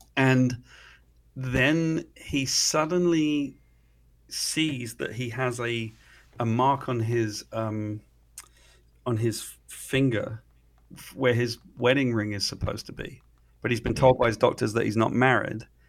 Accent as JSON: {"language": "English", "country": "United Kingdom", "said": "I'm a Brit"}